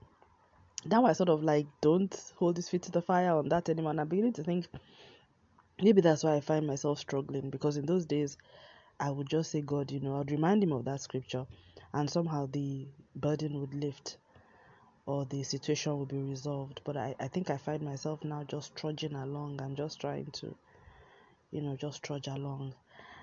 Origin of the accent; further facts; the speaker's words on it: Nigeria; moved away; was in Nigeria, in my home country